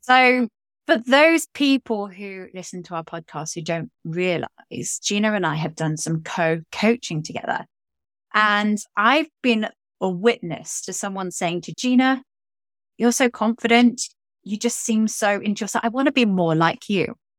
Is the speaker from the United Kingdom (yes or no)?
yes; England, United Kingdom; me being English